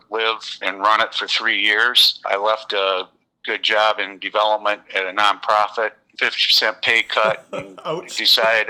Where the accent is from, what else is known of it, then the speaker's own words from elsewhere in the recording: Kalamazoo, Michigan, United States; also born or lived in Lansing, Michigan; my hometown is in Kalamazoo